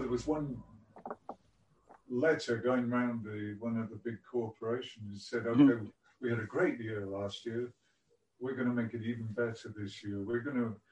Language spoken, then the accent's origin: English; Whitby, Yorkshire and the Humber, United Kingdom; I was born on the English coast in a place called Whitby